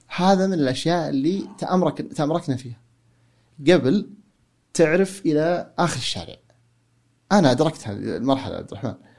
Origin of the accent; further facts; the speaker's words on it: Saudi Arabia; now in United States; عندنا في السعودية